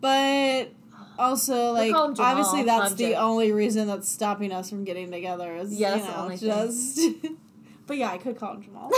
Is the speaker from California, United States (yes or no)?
no; Cincinnati area, northern Kentucky, United States; The northern Kentucky, Cincinnati area.